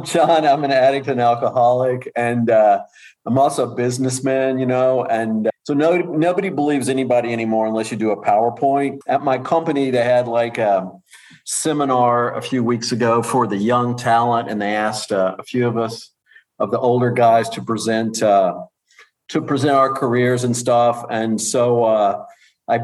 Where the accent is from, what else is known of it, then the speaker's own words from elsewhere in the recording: Amarillo, Texas, United States; now in Paris, France; So this is where I came from. My hometown is Amarillo, Texas.